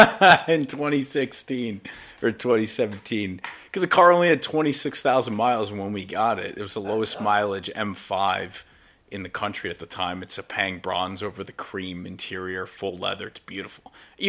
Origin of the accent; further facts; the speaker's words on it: Putnam Valley, New York, United States; where I grew up in Putnam Valley, New York